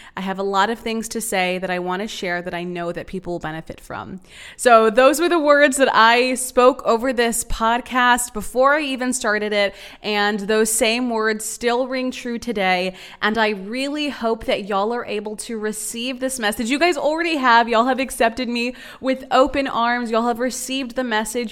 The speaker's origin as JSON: {"language": "English", "town": "San Antonio", "region": "Texas", "country": "United States", "also_born_or_lived": "Austin, Texas", "moved": "as an adult", "lives_now": "Dallas, United States", "said": "I'm from San Antonio, Texas"}